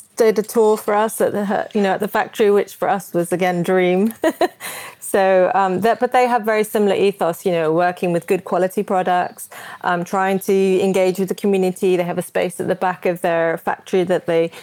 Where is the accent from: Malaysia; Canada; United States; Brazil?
Brazil; now in United Kingdom; I grew up in Brazil